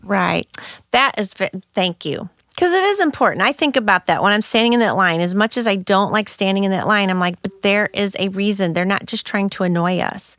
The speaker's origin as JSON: {"language": "English", "town": "St. Louis", "region": "Missouri", "country": "United States", "tie": "born or raised there", "said": "I grew up in North County, Saint Louis"}